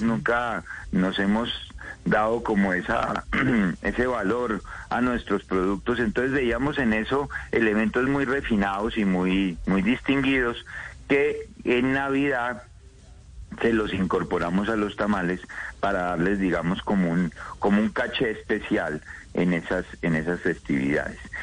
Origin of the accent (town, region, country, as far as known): Colombia